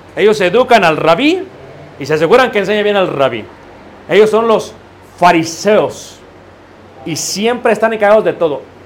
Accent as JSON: {"language": "Spanish", "country": "Mexico", "said": "como latinos, como mexicanos"}